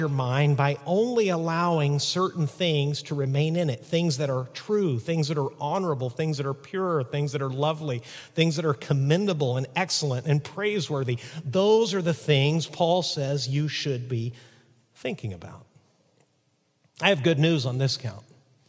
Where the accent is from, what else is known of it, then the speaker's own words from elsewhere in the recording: Chihuahua, Mexico; when I was a little boy growing up in Chihuahua, Mexico, as the son of missionaries, sometimes my dad's visits would take him into a pretty rough side of the city.